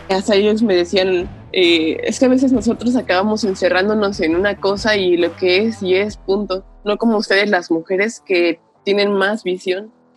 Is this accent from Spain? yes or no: no; Mexico; moved away as an adult; now in Japan; qué tenemos nosotros como mexicanos